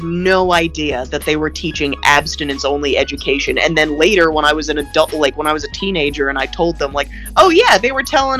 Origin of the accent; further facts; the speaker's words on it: Los Angeles, California, United States; also born or lived in Brooklyn, New York; we moved from Brooklyn to Los Angeles